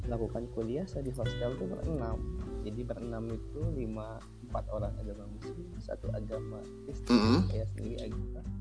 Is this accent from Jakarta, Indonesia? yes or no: no; Bali, Indonesia; yang penjaga kuilnya itu pengurus guenya tahu bahwa saya emang dari Bali sudah dikenal juga